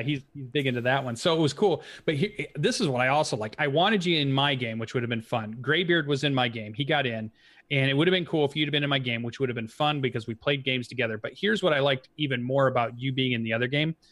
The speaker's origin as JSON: {"language": "English", "town": "Kalamazoo", "region": "Michigan", "country": "United States", "tie": "born or raised there", "said": "from my hometown"}